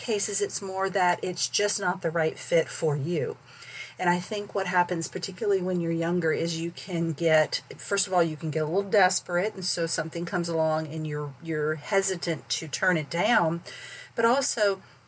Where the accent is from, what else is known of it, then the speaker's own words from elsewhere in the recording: St. Petersburg, Florida, United States; also born or lived in Northeast Missouri; I grew up in St. Petersburg, Florida, where there was no change of seasons